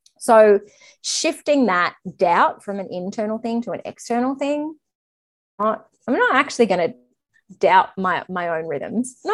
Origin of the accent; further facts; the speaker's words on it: Australia; I'm Australian.